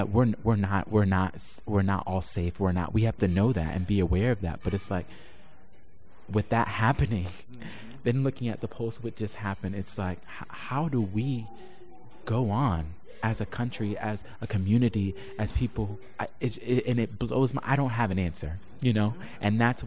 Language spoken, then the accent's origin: English; Orlando, Florida, United States; now in New York, United States; I'm originally from Orlando, Florida